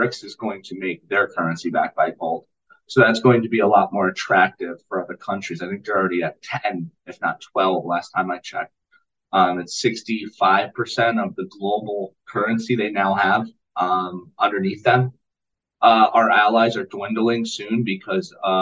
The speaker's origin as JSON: {"language": "English", "country": "United States", "said": "us Americans"}